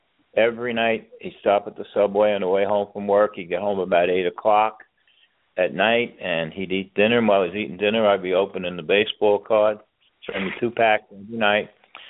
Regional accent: New York City, New York, United States; moved away; I lived in both of them, and I was in Gerritsen Beach longer, of course. I grew up 200 feet from the water.

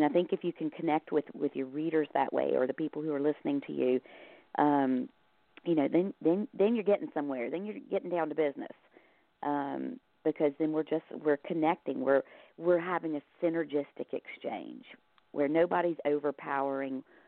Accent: the South, United States; moved away as an adult; now in Ireland; I grew up in the South

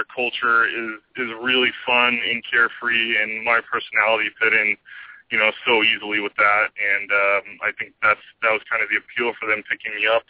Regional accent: San Diego, California, United States; I was born and raised in San Diego

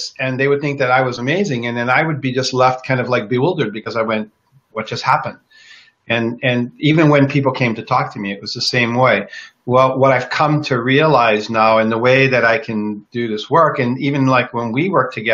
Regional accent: Kona, Hawaii, United States; moved away; I grew up in Kona on the Big Island in Hawaii. I'm the only one in my family that left Hawaii.

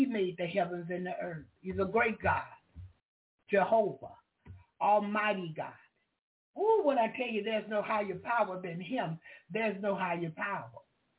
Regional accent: the South, United States; See, I'm from the South. I'm from the country.

